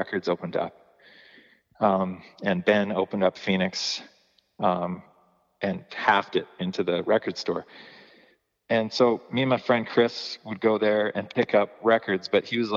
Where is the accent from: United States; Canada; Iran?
Canada; Calgary, Alberta; growing up in Calgary